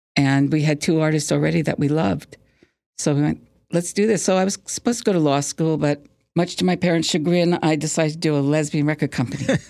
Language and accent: English; Plainview, New York, United States; I grew up on Long Island, in Plainview